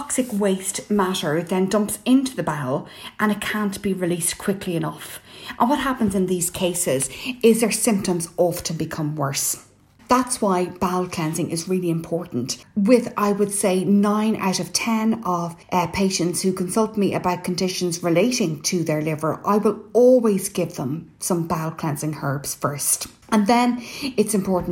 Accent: Ireland; I'm …

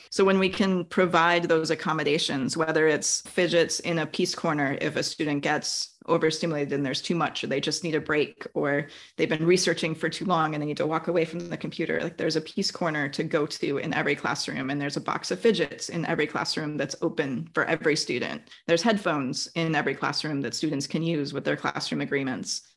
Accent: Wisconsin, United States; now in California, United States; I grew up in Wisconsin

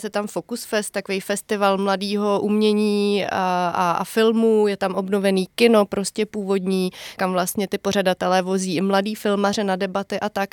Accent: Semily, Liberec Region, Czechia; also born or lived in Jilemnice; ty moje rodné semily, respektive já jsem se narodila v Jilemnici

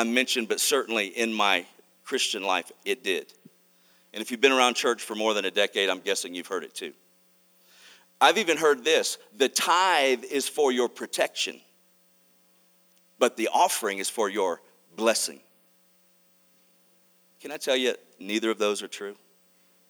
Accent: Mississippi, United States; also born or lived in Arkansas; I was born in Arkansas, raised in Mississippi

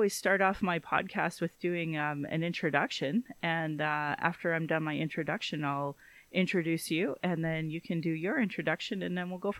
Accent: Calgary, Alberta, Canada; I was born in Calgary.

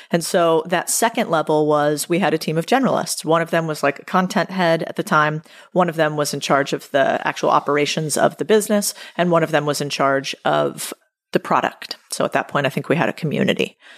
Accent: United States; I'm American

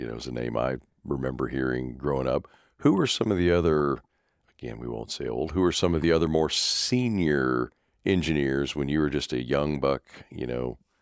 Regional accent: Topeka, Kansas, United States; I grew up just outside Topeka

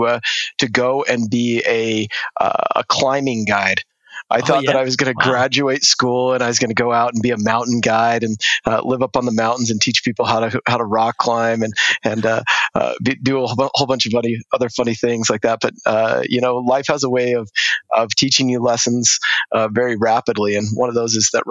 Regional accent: South Jordan, Utah, United States; moved away as an adult; also born or lived in London; I grew up in South Jordan, but we've lived in five different states lived in London even for about 6 months with the family

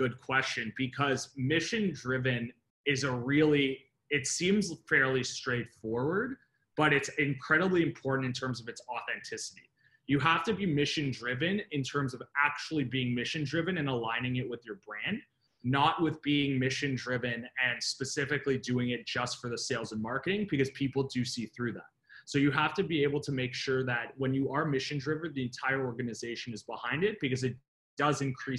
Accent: Richmond Hill, Ontario, Canada; now in Toronto, Canada; So I grew up in Northern Richmond Hill, and then I slowly worked my way down over the years. So now I'm down in King and Spadina.

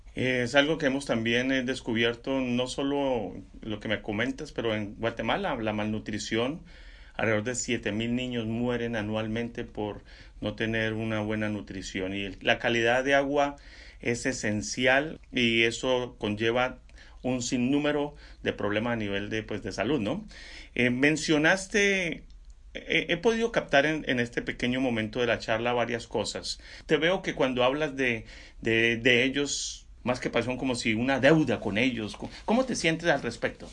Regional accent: Sogamoso, Boyacá, Colombia; yo soy colombiano también. Crecí en un lugar que eh, se llama Sogamoso, Boyacá

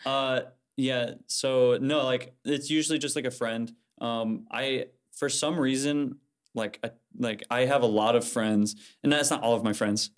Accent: Fort Wayne, Indiana, United States; I'm from Fort Wayne, um, and I, my home church is Broadway Christian

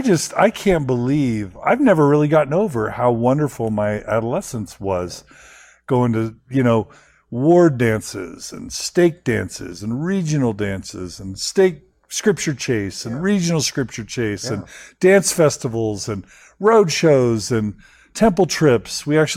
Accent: Houston, Texas, United States; also born or lived in Boise, Idaho / San Francisco / Dallas; Yeah, so I'm a Houstonian mostly and a Texan.

